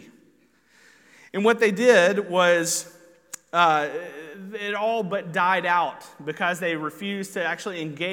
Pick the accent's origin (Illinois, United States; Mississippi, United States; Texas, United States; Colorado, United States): Mississippi, United States; moved away as an adult; also born or lived in Charlotte, North Carolina; now in Virginia, United States; I'm originally from Mississippi. I don't know if you can tell the accent or not.